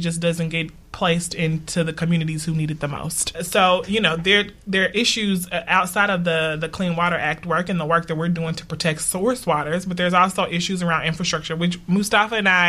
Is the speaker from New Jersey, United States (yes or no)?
yes; Newark, New Jersey, United States; neither does my home, Newark, mm-hmm. my hometown.